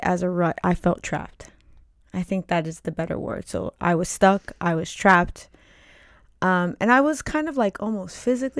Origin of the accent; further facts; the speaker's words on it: New York, United States; now in New Jersey, United States; previous to our second child, I moved to New Jersey. We're originally from New York.